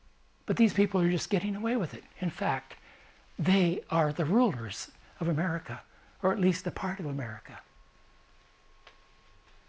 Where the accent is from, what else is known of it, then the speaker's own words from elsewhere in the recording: United States; as an American